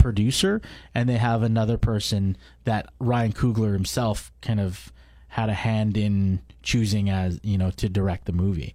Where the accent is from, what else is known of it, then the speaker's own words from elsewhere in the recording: Canada; born and raised i, i, in Canada, so I'm a second generation immigrant.